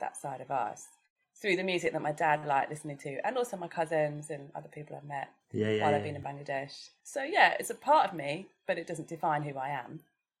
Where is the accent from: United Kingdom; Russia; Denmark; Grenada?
United Kingdom; England; I'm British. I'm sure. English. It's like, that's culturally how I was brought up, you know.